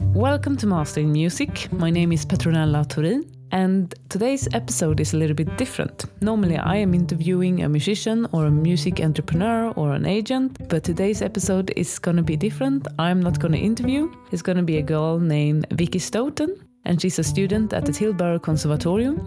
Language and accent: English; Sweden; first language Swedish; English is a second language; moved away as an adult; now in Maastricht, Netherlands; I am Swedish